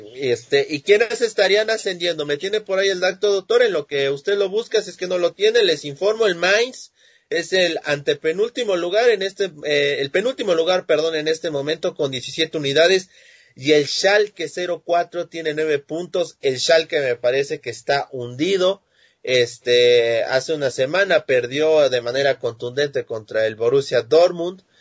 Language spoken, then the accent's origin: Spanish; Mexico; yo no soy de España, Ah, soy mexicano